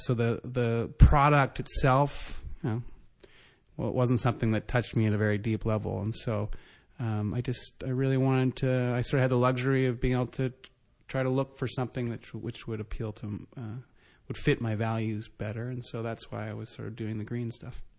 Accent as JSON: {"language": "English", "country": "Canada", "also_born_or_lived": "Ottawa / Vancouver", "said": "I'm Canadian"}